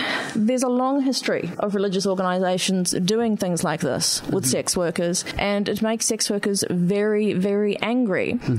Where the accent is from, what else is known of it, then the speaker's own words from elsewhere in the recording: Christchurch, Canterbury, New Zealand; Working back in Christchurch, which is where I'm from New Zealand